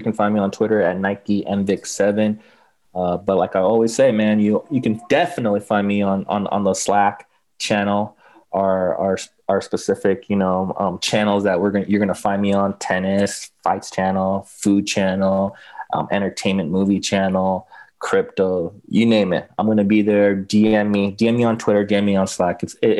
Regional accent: Los Angeles, California, United States; I mean, yeah, like I said, I mean, I grew up in LA. I grew up actually in West LA near, mm-hmm. near Westwood, near UCLA.

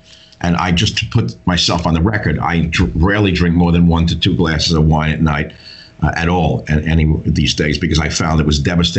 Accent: New York, United States; I grew up in New York.

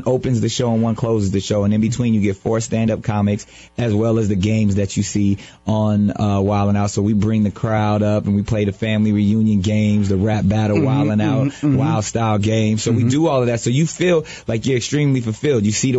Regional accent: San Diego, California, United States; born or raised there

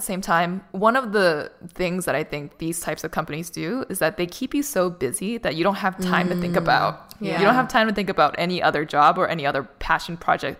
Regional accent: Boston, Massachusetts, United States; moved away as an adult; now in Los Angeles, United States; when I was in Boston, which is my hometown, it was very complacent. Like everything was just super stable. I was living at home still

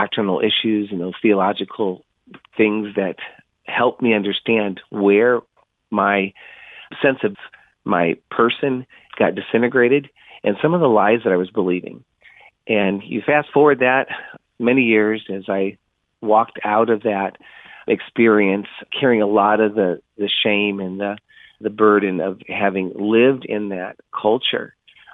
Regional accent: Illinois, United States; now in Quartz Hill, United States; I was on a farm in Illinois, and one of four boys in our family, and they were very much farm kids

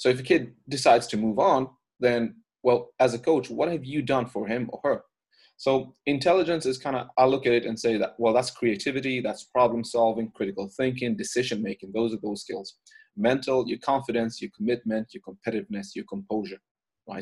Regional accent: Ireland; moved away; I'm originally from Ireland. Um, I grew up there

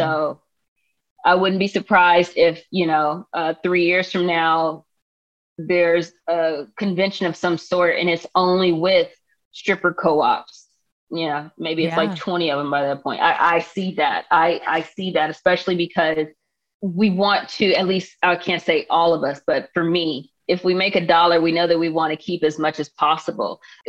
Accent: Palmdale, California, United States; And I did take him to one protest that was dear to me in my hometown of Palmdale, but I couldn't take him to all the ones out here in LA.

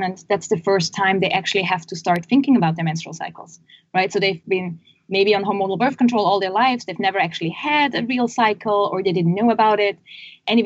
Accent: Switzerland; We're originally from Switzerland, which you can probably hear from my accent in this call.

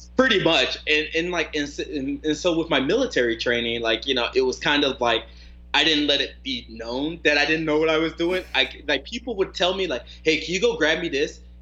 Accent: North Carolina, United States; now in Arizona, United States; I grew up in North Carolina

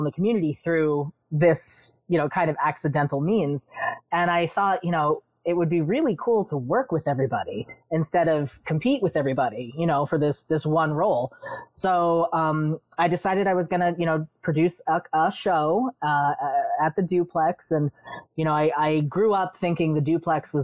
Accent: New York City, New York, United States; I grew up on Staten Island

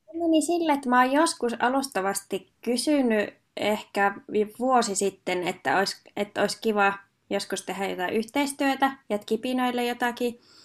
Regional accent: Hankasalmi, Central Finland, Finland; mä oon itse Hankasalmelta kotoisin

